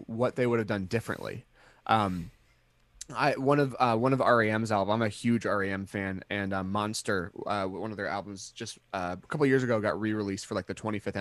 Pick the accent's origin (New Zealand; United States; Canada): United States; Midwest; We're American